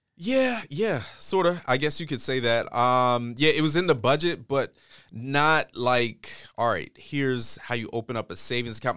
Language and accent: English; East Coast, United States; also born or lived in New York / Maryland / Michigan; I grew up more or less on, on the, uh, on the East Coast